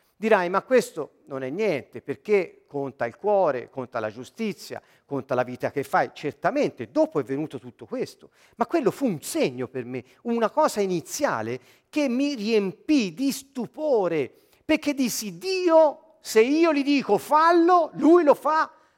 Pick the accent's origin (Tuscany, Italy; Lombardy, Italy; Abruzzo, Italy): Tuscany, Italy; Siena